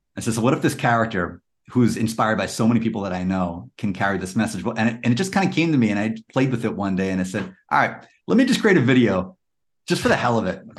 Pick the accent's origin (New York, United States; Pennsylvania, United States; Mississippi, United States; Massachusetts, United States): New York, United States; New York City; now in Washington, DC, United States; Actually, I grew up in Queens, but I'm now in the uh, DC area.